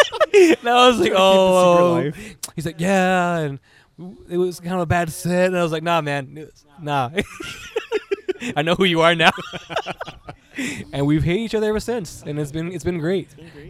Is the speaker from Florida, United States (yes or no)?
no; Harlingen, Texas, United States; also born or lived in Kingsville; I'm from the Harlingen area. So our experience with the scene was a lot different from people living in Edinburgh, McAllen, or even like Mission or Westlake. We had to like really travel to go to shows